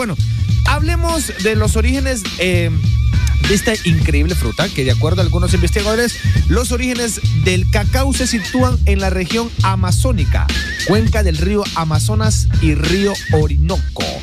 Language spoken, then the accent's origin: Spanish; Honduras; Como catrachos.